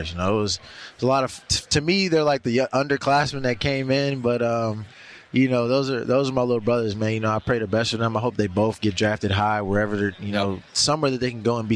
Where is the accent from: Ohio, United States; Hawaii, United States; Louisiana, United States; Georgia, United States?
Georgia, United States; You know, Mecole's from Georgia. I'm from Georgia, so I'll go with the Chiefs.